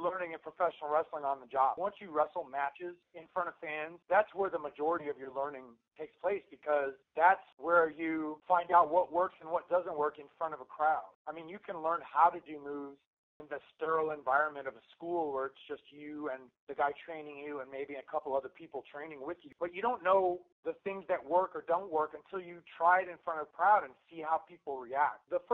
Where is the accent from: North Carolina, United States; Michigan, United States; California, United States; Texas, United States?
North Carolina, United States; moved away as an adult; also born or lived in Chicago; I grew up in North Carolina